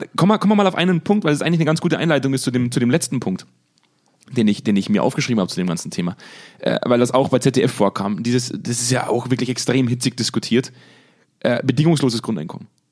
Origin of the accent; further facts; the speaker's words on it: Germany; als Deutscher